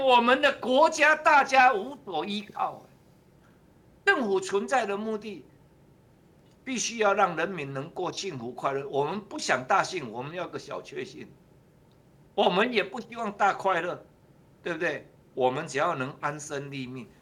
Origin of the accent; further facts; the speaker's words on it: Taiwan; 我们台湾人